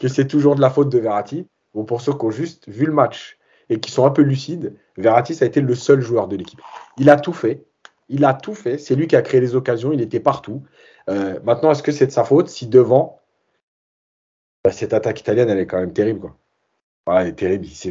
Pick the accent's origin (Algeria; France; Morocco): Algeria; en tant qu'Algérien